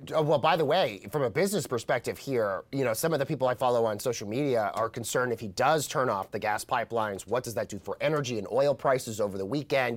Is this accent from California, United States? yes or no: no; Colorado, United States; moved away; my home state of Colorado